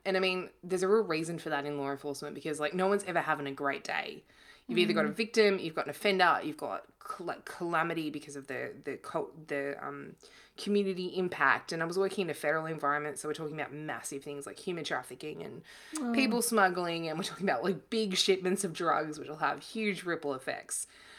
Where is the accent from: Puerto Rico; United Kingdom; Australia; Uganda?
Australia; Victoria; I grew up in East Gippsland in Victoria, and, my parents had like a cattle farm and worked kind of menial, blue collar jobs